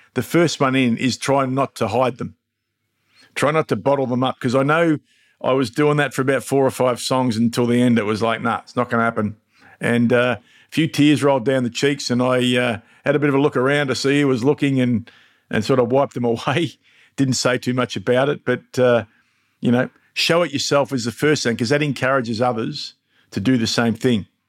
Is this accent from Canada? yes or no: no; Mildura, Victoria, Australia; now in Melbourne, Australia; my hometown of Mildura